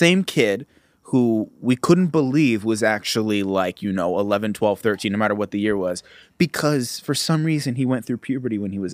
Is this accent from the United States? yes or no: yes; Los Angeles, California, United States; I grew up here in Los Angeles